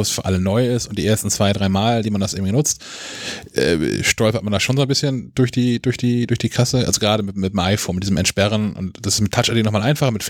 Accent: Kiel, Schleswig-Holstein, Germany; ich komme aus Kiel und habe Familie auch in Dänemark und bin relativ häufig in Dänemark.

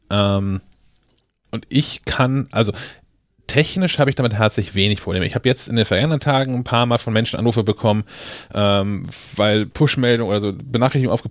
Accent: Kiel, Schleswig-Holstein, Germany; Kiel ist schon ein Film einfach eine Scheißstadt, aber es ist meine Stadt.

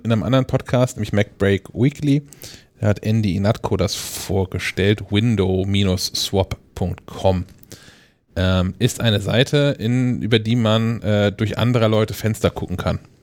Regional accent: Kiel, Schleswig-Holstein, Germany; für uns hier als, als Kieler

